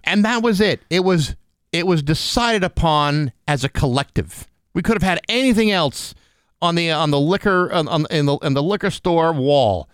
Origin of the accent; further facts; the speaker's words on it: a town near Boston, Massachusetts, United States; in my hometown, we had lots of people